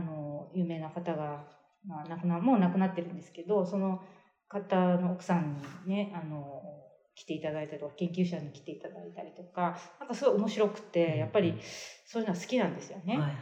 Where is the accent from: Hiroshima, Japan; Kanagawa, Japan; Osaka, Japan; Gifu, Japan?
Gifu, Japan; Seki; moved away; ど同じあのところの出身